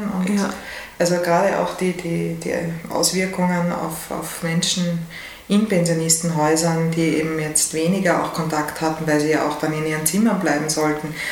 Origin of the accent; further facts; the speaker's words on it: Vienna, Austria; Ja, ich habe lange überlegt, weil ich bin ja wirklich an der Grenze aufgewachsen zwischen 18 und 19.